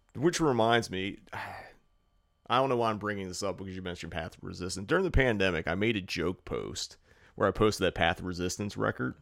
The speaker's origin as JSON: {"language": "English", "region": "East Coast", "country": "United States", "moved": "yes", "lives_now": "California, United States", "said": "we're from the East Coast"}